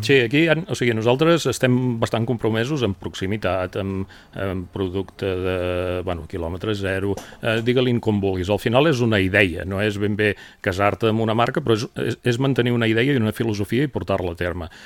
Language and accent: Catalan; Girona province, Catalonia, Spain; com a gironins